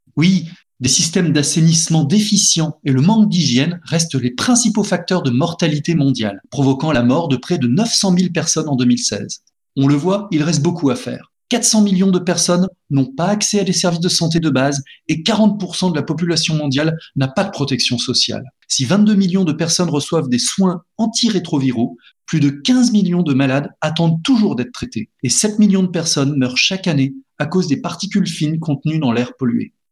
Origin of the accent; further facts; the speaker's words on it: France; chez nous en France